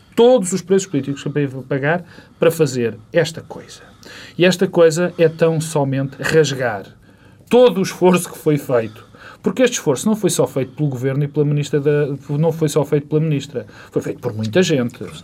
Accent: Portugal; como português e como pessoa comum

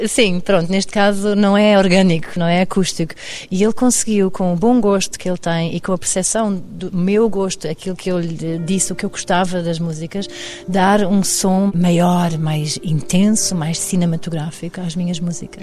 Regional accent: Cascais, Lisbon, Portugal; moved away as an adult; also born or lived in Lahr, Germany; eu sou alemã de Cascais

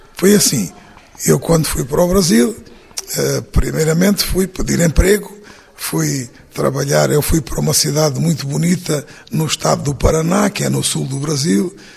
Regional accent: Portugal; moved away as an adult; Eu, portanto, fui imigrante durante 22 anos e, e sei como nós, portugueses

